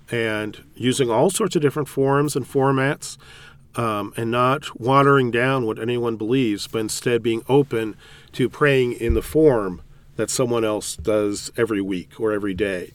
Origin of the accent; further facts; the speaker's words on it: California, United States; moved away as an adult; also born or lived in Chicago area / Indianapolis, Indiana; now in Indianapolis area, United States; I grew up in California